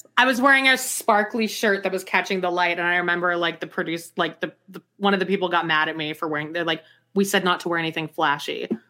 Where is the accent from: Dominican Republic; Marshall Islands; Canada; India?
Canada; Calgary, Alberta; moved away as an adult; also born or lived in New York, United States; I'm from Calgary.